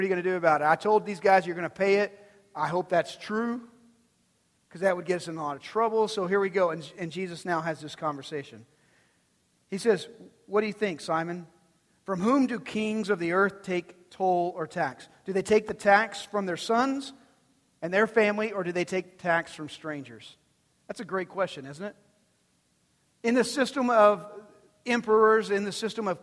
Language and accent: English; Texas, United States; I'm born and bred Texan. Texan all my life